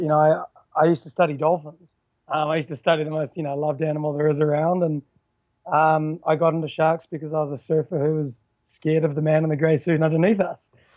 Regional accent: New Zealand; also born or lived in Vancouver, Canada; I'm, I'm from New Zealand. I, I live in a you know a rock in the bottom of the South Pacific, surrounded by ocean. Um, I was originally born in Vancouver though.

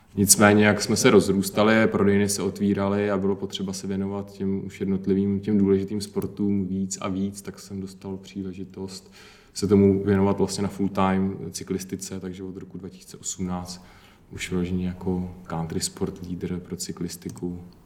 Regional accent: Pardubice, Pardubice Region, Czechia; Já jsem z Parduby

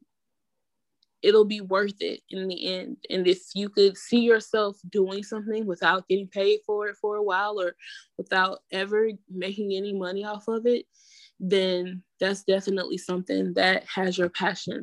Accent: Atlanta, Georgia, United States; moved away as an adult; also born or lived in Raleigh-Durham area, North Carolina; now in Raleigh/Durham area, United States; I'm from Atlanta

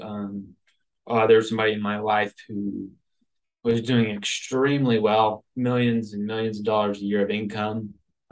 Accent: Nashville, Tennessee, United States; born and raised in Nashville

